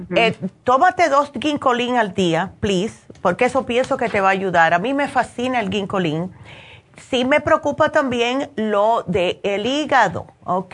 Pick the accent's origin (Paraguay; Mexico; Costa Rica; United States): United States; moved away; also born or lived in New Jersey; yo me crié en Nueva York y en New Jersey, que siempre llueve